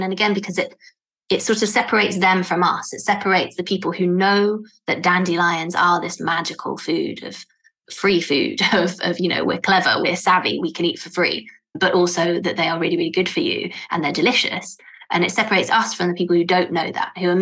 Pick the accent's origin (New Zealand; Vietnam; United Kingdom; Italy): Italy; moved away; I am Italian too